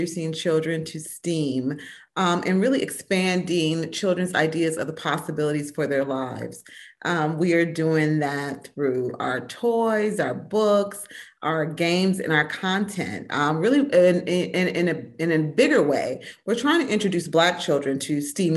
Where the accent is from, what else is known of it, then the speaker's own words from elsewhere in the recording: Minnesota, United States; Growing up in Minnesota in the 70s